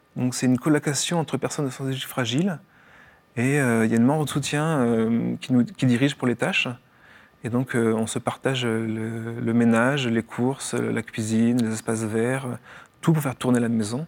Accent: Morlaix, Finistère, Brittany, France; moved away as an adult; also born or lived in Paris region; now in Lourdes, France; je suis né en Bretagne, à Morlin-Finistère-Nord

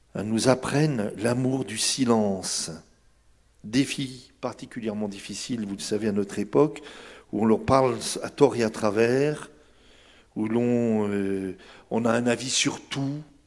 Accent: Brittany, France; vrai chez moi en Bretagne

